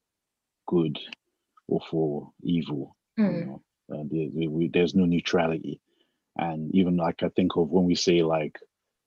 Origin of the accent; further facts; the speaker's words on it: London, United Kingdom; I'm from London